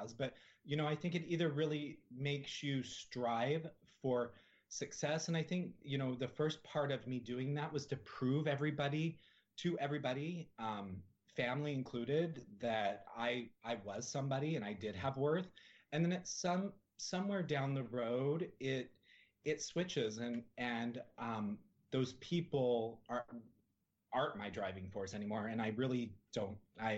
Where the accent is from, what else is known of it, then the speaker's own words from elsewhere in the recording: Salt Lake City, Utah, United States; moved away; I grew up in Salt Lake City, Utah